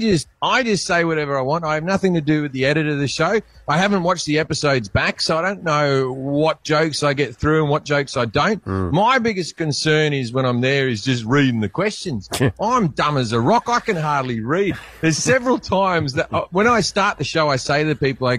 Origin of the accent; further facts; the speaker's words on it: Australia; moved away as an adult; also born or lived in United Kingdom; now in United States; I'm Australian